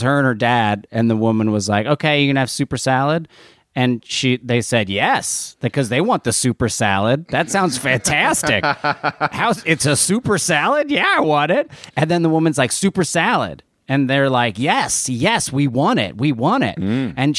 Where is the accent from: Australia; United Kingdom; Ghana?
Australia; now in United States; As an Australian, I love it there in the winter.